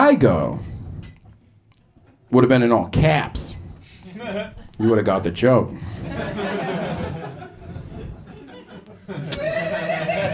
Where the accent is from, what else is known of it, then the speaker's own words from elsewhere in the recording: Boston, Massachusetts, United States; now in Portland, United States; I'm from Boston